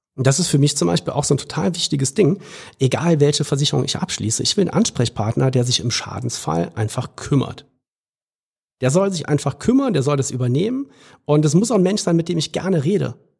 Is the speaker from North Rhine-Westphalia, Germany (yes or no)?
no; Trier, Rhineland-Palatinate, Germany; da, wo ich herkomme in Trier